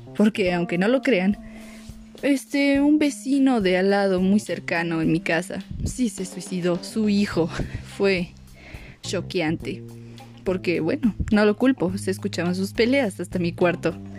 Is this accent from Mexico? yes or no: yes; Mexico; yo soy de México